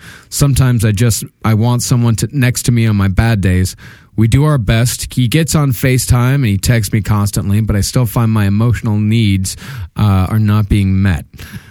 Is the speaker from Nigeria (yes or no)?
no; Puerto Rico; now in United States; I was bullied in school till I moved to the States. I'm originally from Puerto Rico